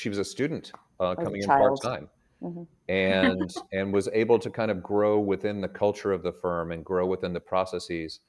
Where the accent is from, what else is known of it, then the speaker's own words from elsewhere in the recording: Boston, Massachusetts, United States; moved away as an adult; now in Atlanta, United States; my brother and I were raised in Boston, or in the Boston area